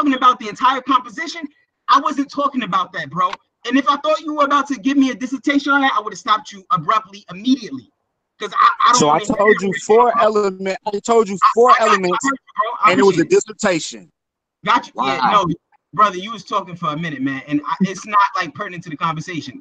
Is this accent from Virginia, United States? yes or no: no; Paterson, New Jersey, United States; I'm from Patterson